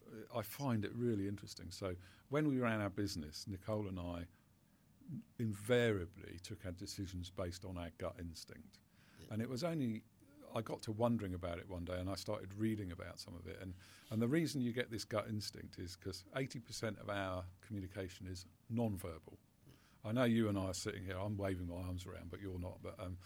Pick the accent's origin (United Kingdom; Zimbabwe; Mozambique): United Kingdom; But we're very British about it, aren't we?